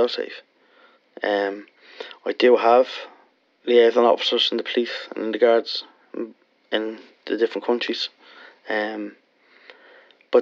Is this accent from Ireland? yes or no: yes; Ireland; I was from Lanchester